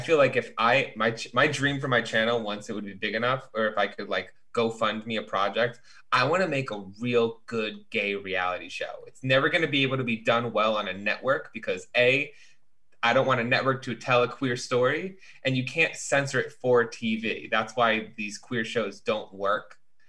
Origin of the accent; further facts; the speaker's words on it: Chicago, Illinois, United States; Bitch, I'm from Chicago.